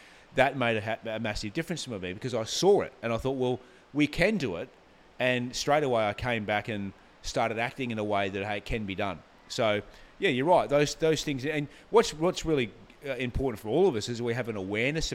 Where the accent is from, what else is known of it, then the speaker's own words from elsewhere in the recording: Gold Coast, Queensland, Australia; also born or lived in Brisbane; I grew up on the Gold Coast. I went to primary school here.